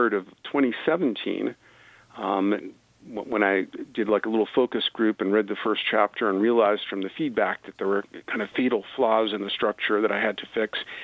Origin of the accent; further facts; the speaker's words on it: New York City, New York, United States; I'm from New York City, same as Trump, Bronx to his Queens